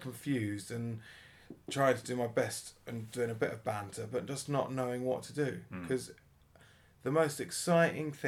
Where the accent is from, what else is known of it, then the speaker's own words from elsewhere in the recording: Welwyn Garden City, East of England, United Kingdom; I grew up around here, Stevenage